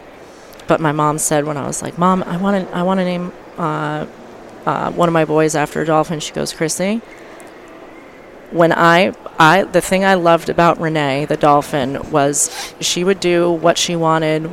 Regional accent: Florida Keys, United States; growing up in the Keys, I had a fisherman for a father and a dolphin trainer for a mother

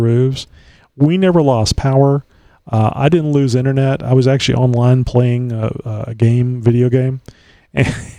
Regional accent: Texas, United States; I've been here all my life

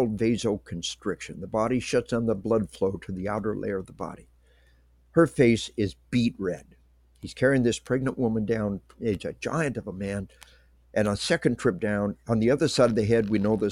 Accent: Arkansas, United States; She was 15 when I proposed to her. I was 17. We are from Arkansas.

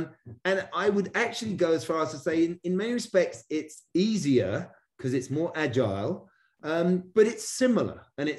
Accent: England, United Kingdom; now in United States; And it also shows my Brit growing up on the River Thames history here, where I used to row, crew, as you call it here in America.

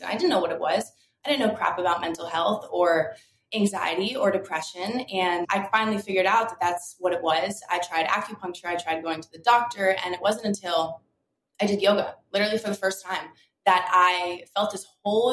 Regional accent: Delray Beach, Florida, United States; I grew up in Delray Beach, Florida. So South Florida, always in the ocean, always by the water.

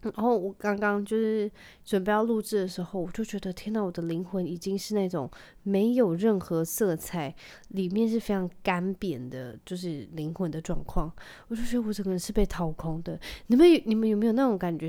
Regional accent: Taiwan; 我在台湾长大

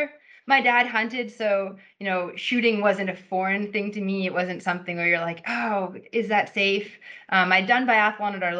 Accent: British Columbia, Canada; moved away as an adult; now in Germany; I do live in Germany, but I'm from Canada

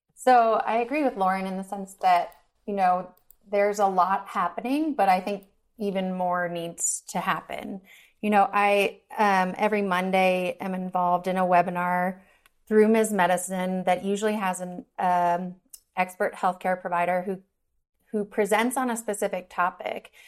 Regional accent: New York, United States; now in Denver, United States; I'm originally from New York and now I live in Denver, Colorado.

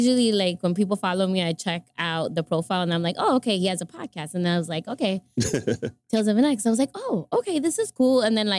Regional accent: New York City, New York, United States; born or raised there; also born or lived in Dominican Republic / Harlem / New Jersey

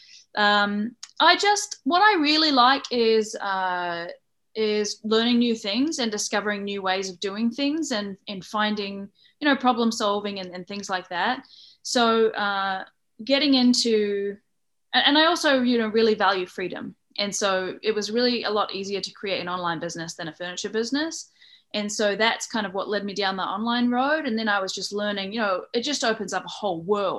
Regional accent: New Zealand; I'm from New Zealand, and that's why I talk like this.

